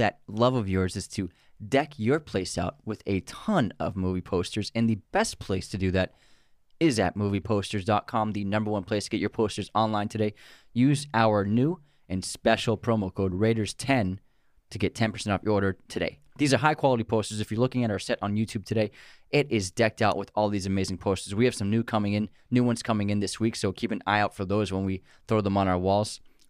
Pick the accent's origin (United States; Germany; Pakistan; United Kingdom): United States; Massachusetts; Yeah, I love Charlestown. Yeah, I'm from there. Actually, I'm from Roslyn Hill.